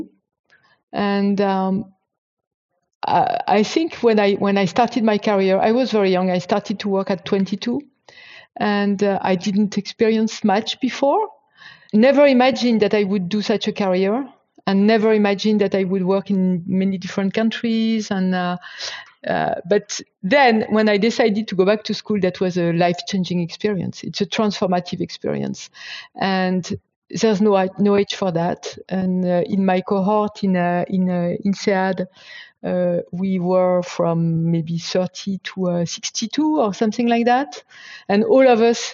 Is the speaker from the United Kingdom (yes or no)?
no; France; moved away; I'm from a very French and traditional Christian family, Catholic family, and I was raised as such.